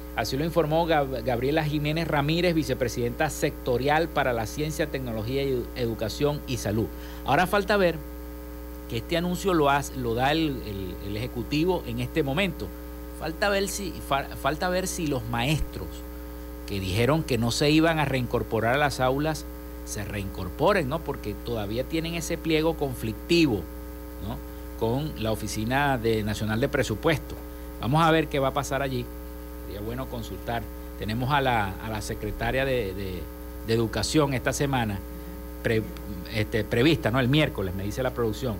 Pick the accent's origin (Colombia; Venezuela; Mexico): Venezuela